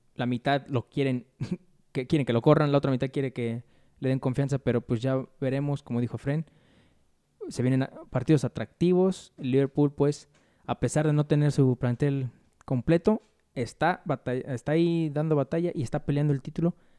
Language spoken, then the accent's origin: Spanish; Mexico; uno como mexicano